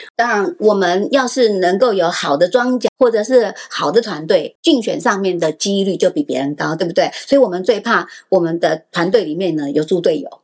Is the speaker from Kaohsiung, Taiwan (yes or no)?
no; Taipei, Taiwan; moved away as an adult; now in New Taipei, Taiwan; 我出生在台北 嫁到新北市